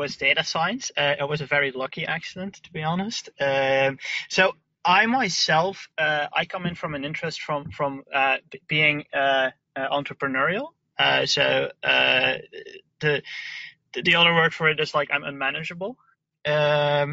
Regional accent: Belgium; I'm from Belgium

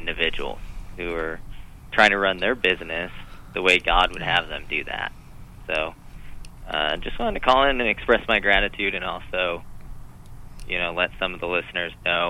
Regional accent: Florida, United States; moved away as an adult; now in Bay Area, United States; I was a businessman from North Florida, moved down to the Bay Area, needed somewhere to kind of plug

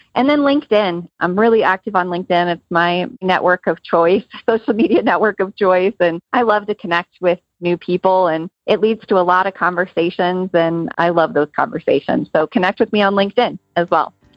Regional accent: Georgia, United States; my home state of Georgia

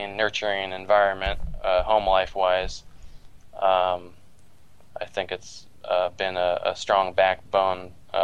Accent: Walnut Creek, California, United States; also born or lived in Davis, California; now in Redondo Beach, United States; I was born in the East San Francisco Bay Area in Walnut Creek. Lived in the same house my whole life till I flew the coop at 18, or actually 20

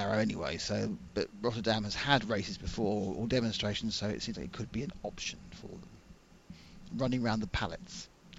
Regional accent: Chatham, South East England, United Kingdom; I come from one of the very few nasty parts of Kent. I'm not from the Weald. I'm not from Tunbridge or Seven Oaks.

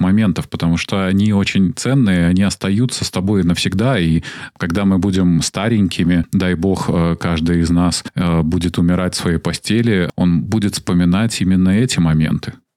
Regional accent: Minsk, Belarus; Из Минска.

